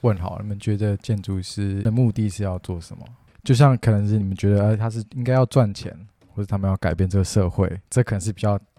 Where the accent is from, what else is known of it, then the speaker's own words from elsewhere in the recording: Taiwan; born there; 我们常常听到叙利亚内战或是什么，就是有有发生一些战，我们才知道说我们生在台湾是一件幸福的事情。